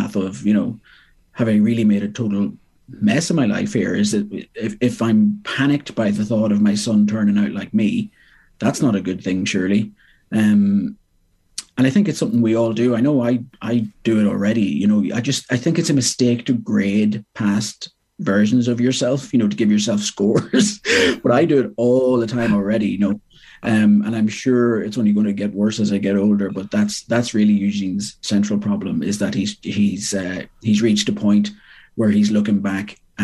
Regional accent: Monaghan, Ulster, Ireland; moved away as an adult; also born or lived in Belfast; now in Dublin, Ireland; I'm from Monaghan. Went off to Belfast to do English in Queens, and then down to Dublin.

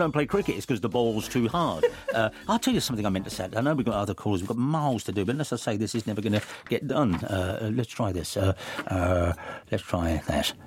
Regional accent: England, United Kingdom; I'm English

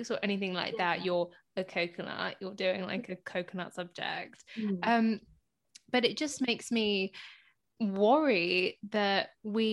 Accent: Hounslow, London, United Kingdom; born or raised there

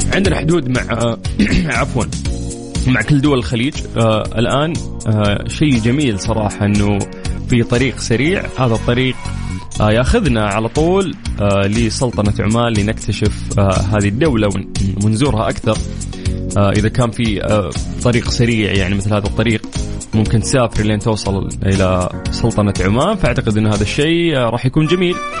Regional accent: Saudi Arabia; عندنا في المملكة العربية السعودية

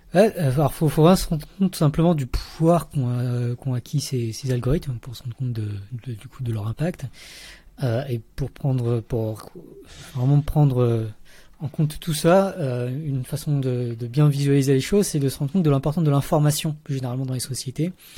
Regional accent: Paris region, Île-de-France, France; born or raised there; moved away as an adult; also born or lived in Vietnam / Montreal, Canada / Lausanne, Switzerland

